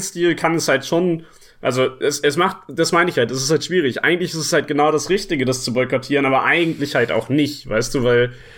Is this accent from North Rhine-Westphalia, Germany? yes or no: no; Hamburg, Germany; ich komme hier aus Hamburg und arbeite hier auch in Hamburg als Spieleentwickler